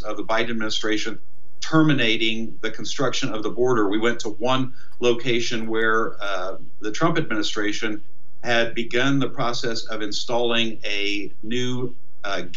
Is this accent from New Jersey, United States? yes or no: no; Indiana, United States; I'm originally from Indiana